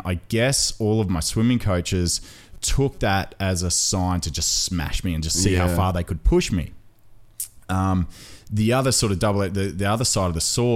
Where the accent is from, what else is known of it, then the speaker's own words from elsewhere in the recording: Australia; I was born and raised here in Australia. My father's Maltese